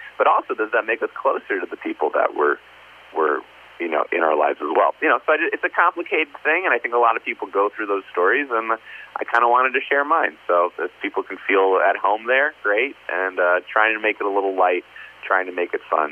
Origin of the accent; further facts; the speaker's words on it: New Jersey, United States; I'm the Jew from New Jersey who decided in college that maybe I want to start going to church